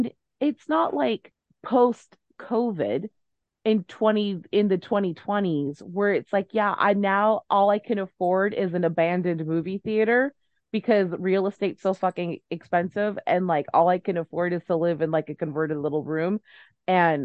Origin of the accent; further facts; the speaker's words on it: Southern California, United States; when you are a Southern Californian child